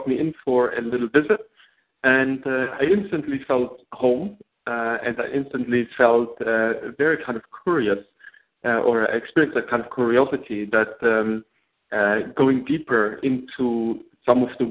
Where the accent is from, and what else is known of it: Germany; English is a second language; moved away as an adult; now in New York, United States